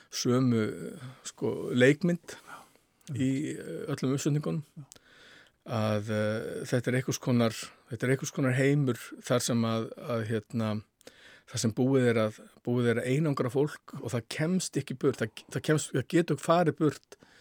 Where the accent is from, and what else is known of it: Iceland